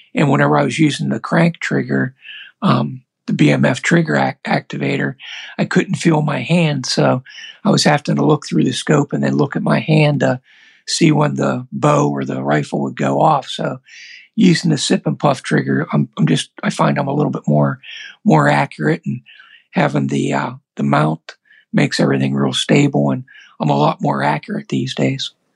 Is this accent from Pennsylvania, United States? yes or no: yes; Pennsylvania, United States; I'm from Pennsylvania